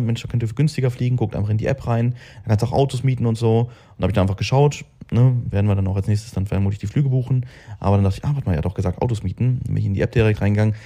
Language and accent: German; Braunschweig, Lower Saxony, Germany; moved away as an adult; now in Dubai, United Arab Emirates; bei mir in Braunschweig